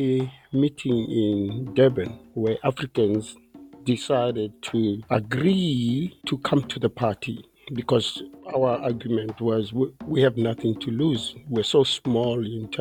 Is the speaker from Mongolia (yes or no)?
no; Botswana; I'm from Botswana